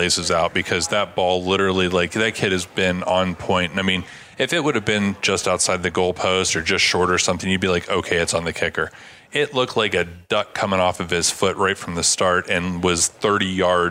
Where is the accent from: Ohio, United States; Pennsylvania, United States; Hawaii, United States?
Ohio, United States; Canton; growing up in Pro Football Hall of Fame town, you kind of, you pick more individuals than you do teams most of the time.